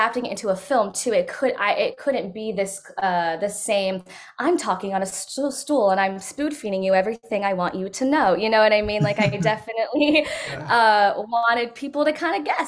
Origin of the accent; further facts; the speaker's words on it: Modesto, California, United States; I'm from Modesto, California, so Central California, right in the dead center